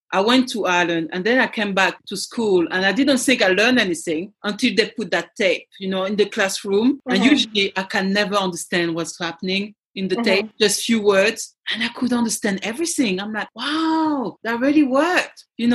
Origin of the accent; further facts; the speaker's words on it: Côte d’Ivoire; born there; first language French; English is a second language; My native language is French. My mom is French. I was born in Ivory Coast where they speak French. I study English. I speak English fluently.